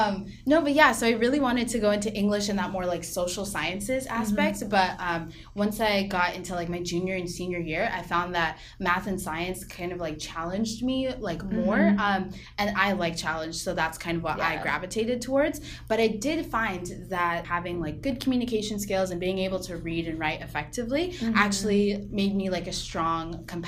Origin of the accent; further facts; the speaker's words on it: Lynnwood, Washington, United States; also born or lived in Mountlake Terrace, Washington; I'm from Linwood, Washington, and Mountlake Terrace, Washington, that area. So it's about 20 minutes north of Seattle.